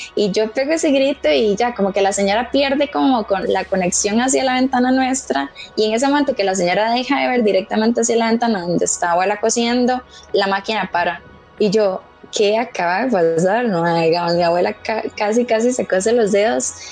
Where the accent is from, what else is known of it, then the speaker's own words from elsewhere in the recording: Pérez Zeledón, San José, Costa Rica; Yo soy de Pérez, soy de pueblo